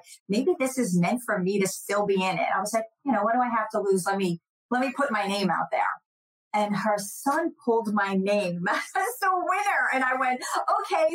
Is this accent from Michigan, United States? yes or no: no; New Jersey, United States; now in Jacksonville, United States; I grew up in New Jersey, so I was right outside of New York